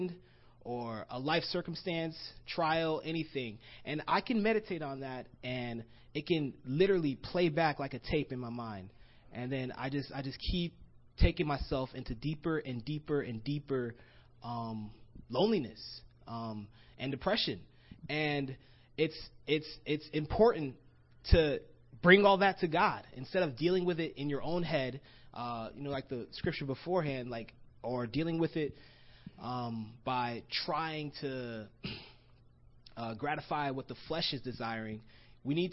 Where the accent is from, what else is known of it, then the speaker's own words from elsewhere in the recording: Florida, United States; moved away as an adult; also born or lived in Gainesville, Florida; now in Los Angeles, United States; I'm from Florida, and I grew up in Florida, got baptized in Florida.